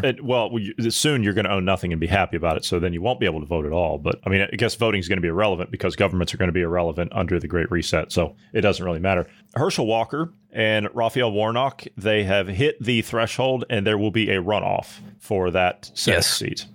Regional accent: Ohio, United States; my home state of Ohio

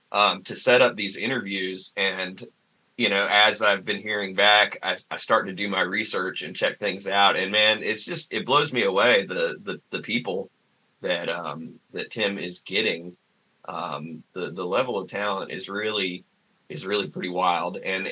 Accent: Sanford, United States; growing up in Sanford and going to things, you know, you have to make stuff happen in Sanford.

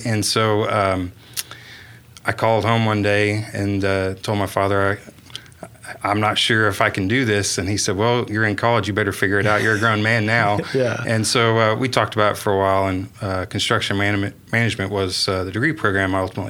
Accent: Chickasha, Oklahoma, United States; I was born and raised in Chickasha, Oklahoma, so just about 45 miles just southwest of here.

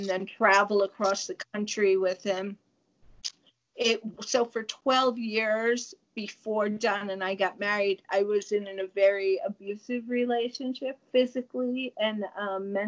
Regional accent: New York, United States; moved away; I'm from New York

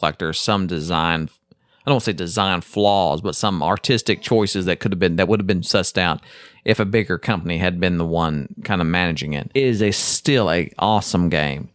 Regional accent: Chickasaw Nation, Oklahoma, United States; I live in the Choctaw Nation, which is the tribe that I'm technically a part of. And right, but I grew up in the Chickasaw Nation

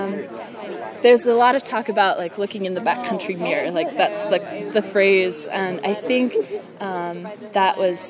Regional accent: Central Virginia, United States; I'm from Virginia, okay. Central Virginia.

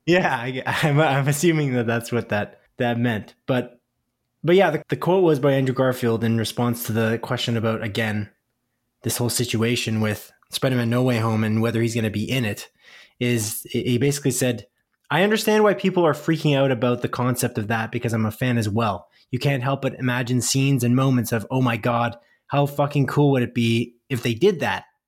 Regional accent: Canada; We live in Canada, if you didn't know that, listener. We're Canadian here on Split Focus

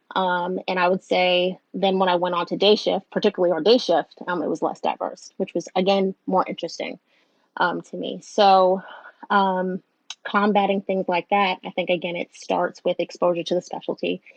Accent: New York, United States; now in Southern United States; I live in the South, but I'm a Northerner

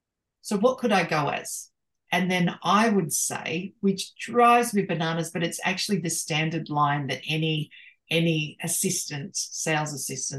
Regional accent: Australia

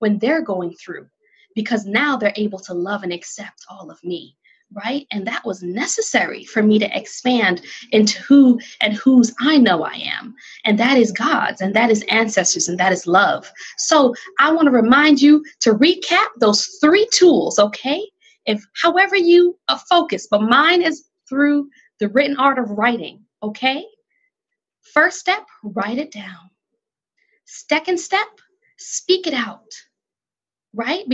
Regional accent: Jamaica; moved away; I, as a Jamaican immigrant

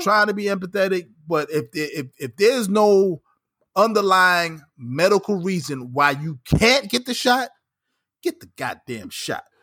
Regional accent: New York, United States; as a New Yorker

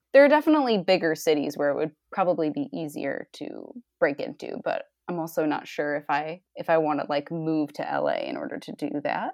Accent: Rhode Island, United States; now in Cleveland, United States; I'm in Cleveland, Ohio now, but I grew up in Rhode Island.

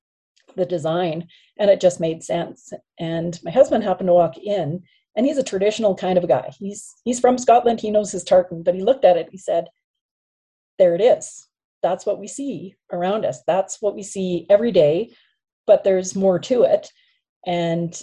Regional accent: Saskatchewan, Canada; moved away; as a kid growing up in Saskatchewan

